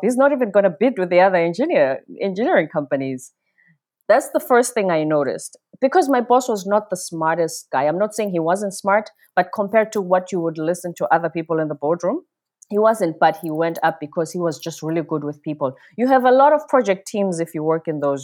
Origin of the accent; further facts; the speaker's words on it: South Africa; moved away as an adult; also born or lived in South Korea; I'm from the Zulu tribe in South Africa. I grew up in this system called apartheid